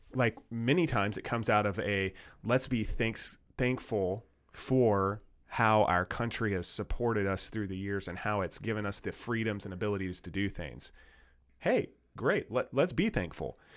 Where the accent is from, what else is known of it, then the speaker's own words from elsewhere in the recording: United States; we're American citizens